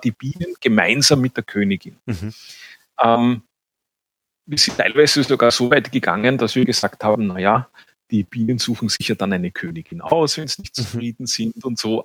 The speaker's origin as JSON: {"language": "German", "region": "Vienna", "country": "Austria", "tie": "born or raised there", "accent": "Viennese", "said": "Ich bin ein Städter, ich bin in Wien aufgewachsen"}